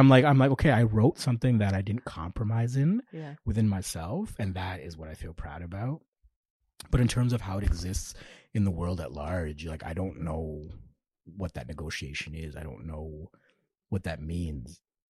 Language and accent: English; Toronto, Ontario, Canada; Growing up in North York, Georges Henry.